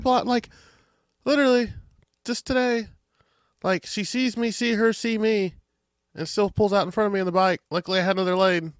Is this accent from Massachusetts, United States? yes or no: no; Adrian, Missouri, United States; Adrian, Missouri, my hometown